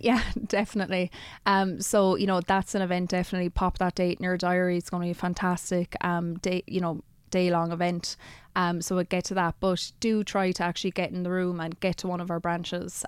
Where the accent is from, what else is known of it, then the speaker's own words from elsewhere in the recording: Kilkenny, Leinster, Ireland; we're both from Kilkenny